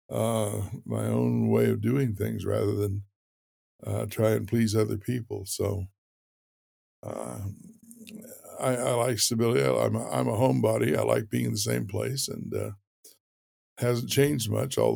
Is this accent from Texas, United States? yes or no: yes; Fort Worth, Texas, United States; born there; I was born in Fort Worth, Texas, and uh, I always say I grew up in transit.